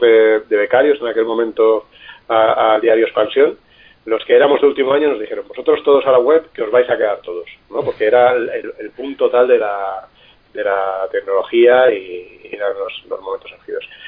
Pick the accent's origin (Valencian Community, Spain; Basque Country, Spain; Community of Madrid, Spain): Valencian Community, Spain; Alicante; yo soy alicantino